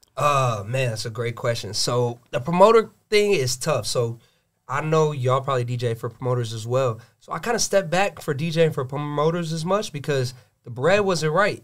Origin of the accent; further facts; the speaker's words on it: Gwinnett County, Georgia, United States; I'm born and raised in Gwinnett